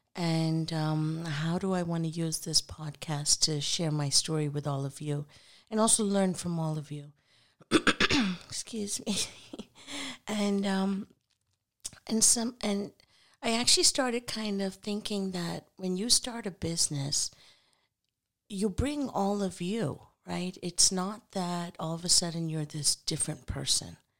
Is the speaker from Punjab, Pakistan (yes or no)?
yes; Punjab, Pakistan; I'm from Pakistan, so our native language, our national language is Urdu